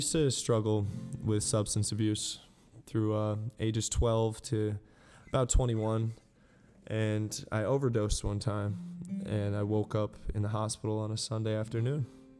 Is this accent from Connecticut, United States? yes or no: yes; Connecticut, United States; moved away as an adult; now in Bristol, United States; You know, growing up in Connecticut